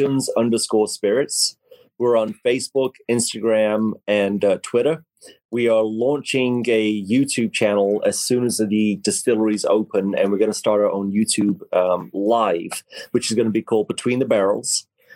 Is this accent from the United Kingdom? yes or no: yes; England, United Kingdom; now in United States; He grew up in Troy, Alabama. I grew up in England, thousands of miles away, but we're basically the same person.